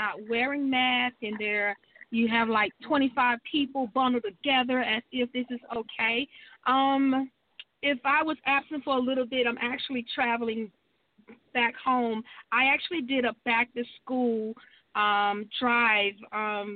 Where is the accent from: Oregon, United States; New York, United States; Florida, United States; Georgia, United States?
Georgia, United States; I'm from Georgia